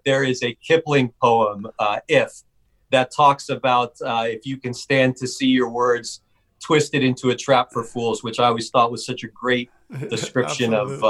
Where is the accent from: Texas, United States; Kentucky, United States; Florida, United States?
Texas, United States; Houston; now in New Haven, United States; grew up in Houston, and I've lived in Connecticut for most of the last 20 years